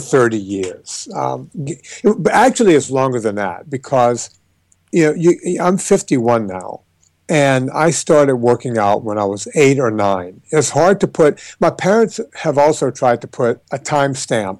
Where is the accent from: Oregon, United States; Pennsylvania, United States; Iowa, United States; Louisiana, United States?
Louisiana, United States; Donaldsonville; my hometown of Donaldsonville